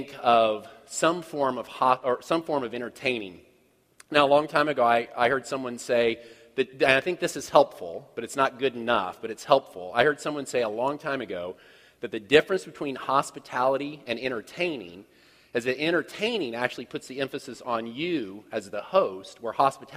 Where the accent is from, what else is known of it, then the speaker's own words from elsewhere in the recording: Kansas City, United States; I'm from Kansas City.